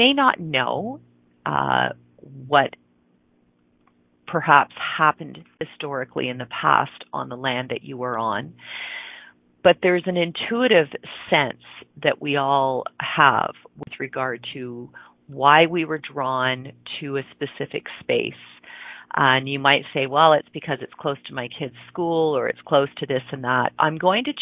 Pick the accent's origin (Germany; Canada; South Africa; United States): Canada; just outside Toronto, Ontario; now in Calgary, Canada; I grew up in Ontario, which is on the eastern part of Canada. For those of you that know Toronto, it's just outside of Toronto.